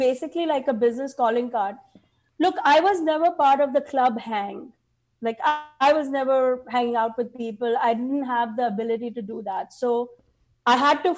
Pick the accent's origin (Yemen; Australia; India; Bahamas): India; now in United States; I'm Indian.